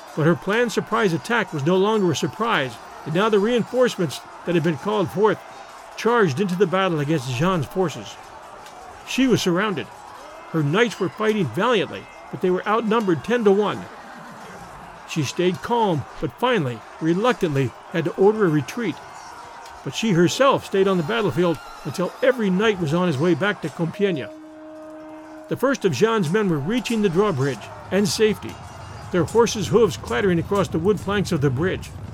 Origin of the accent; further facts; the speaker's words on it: United States; we Americans